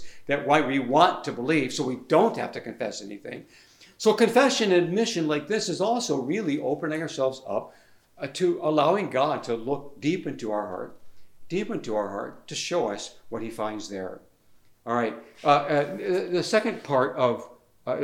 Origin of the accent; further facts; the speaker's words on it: United States; born or raised there; moved away as an adult